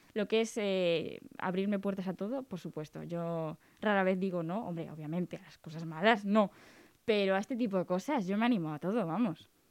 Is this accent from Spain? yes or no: yes; Cantabria, Spain